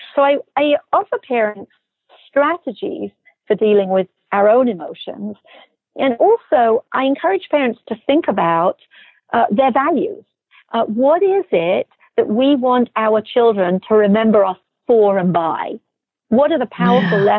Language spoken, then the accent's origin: English; England, United Kingdom; now in United States; I'm originally from England.